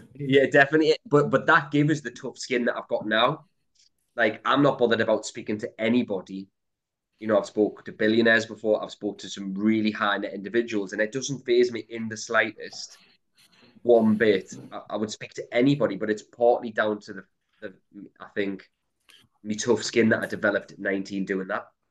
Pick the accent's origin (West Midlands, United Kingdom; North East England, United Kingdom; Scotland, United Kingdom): North East England, United Kingdom; Newcastle upon Tyne; I grew up in a place called Throckley, which is quite a rough part of Newcastle